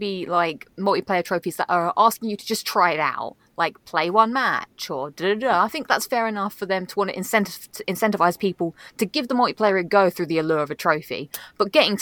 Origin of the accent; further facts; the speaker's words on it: London, United Kingdom; accent: thick London; It's my thick London accent